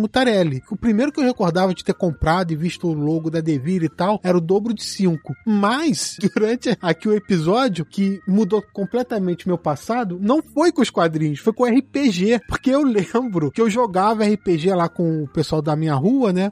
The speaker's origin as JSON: {"language": "Portuguese", "town": "Petrópolis", "region": "Rio de Janeiro", "country": "Brazil", "said": "Eu sou de Petrópolis, interior do Rio"}